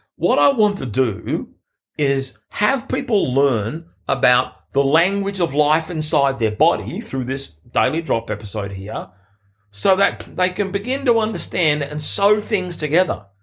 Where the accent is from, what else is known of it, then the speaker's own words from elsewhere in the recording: Sydney, New South Wales, Australia; in my hometown, literally the Olympic Games were ten minutes from where I lived. in Sydney